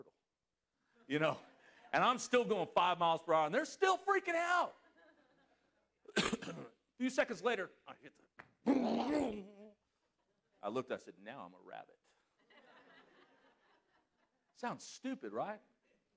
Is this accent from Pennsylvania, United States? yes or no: no; Southern California, United States; moved away; I was from Southern California. I mean, California, I lived right on the beach.